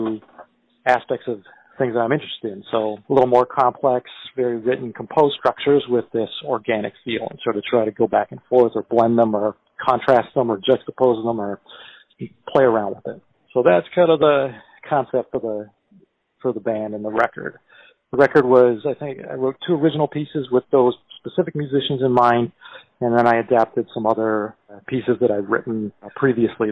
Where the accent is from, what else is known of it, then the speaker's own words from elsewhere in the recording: Toronto, Ontario, Canada; moved away as an adult; also born or lived in New York / Montreal; I'm originally from Toronto, Canada